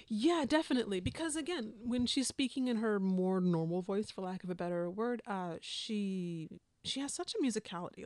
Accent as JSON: {"language": "English", "region": "the West", "country": "United States", "said": "I'm from the West"}